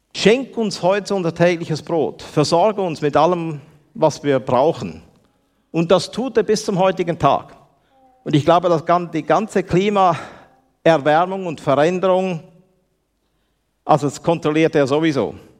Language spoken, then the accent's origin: German; Switzerland; accent: Swiss German; mein Deutsch ist ein Schweizer Deutsch und nicht wirklich ein, ein, äh, richtiges Deutsch. Aber ich kann so viel sagen, ich bin ein erlöster Schweizer